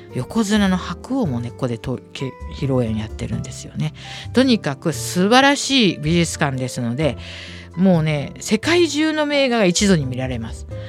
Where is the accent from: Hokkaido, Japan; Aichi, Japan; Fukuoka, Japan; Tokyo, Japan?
Tokyo, Japan; 下町生まれ育ち